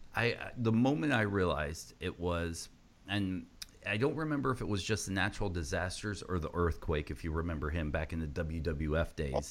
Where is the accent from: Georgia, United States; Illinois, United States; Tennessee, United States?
Georgia, United States; I was growing up in Georgia